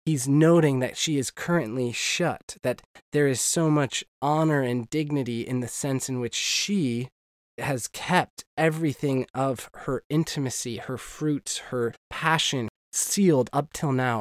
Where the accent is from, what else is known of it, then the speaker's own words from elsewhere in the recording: United States; moved away as an adult; now in Northern Ireland, United Kingdom; as an American